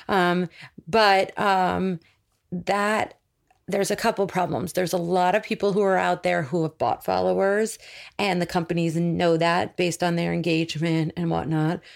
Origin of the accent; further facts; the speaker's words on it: New York City, New York, United States; moved away as an adult; now in Los Angeles, United States; growing up in New York City